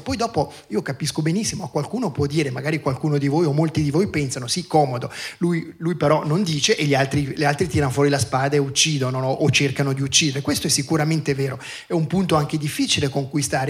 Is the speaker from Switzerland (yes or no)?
yes; Lugano, Ticino, Switzerland; io sono nato a Lugano, vivo a Lugano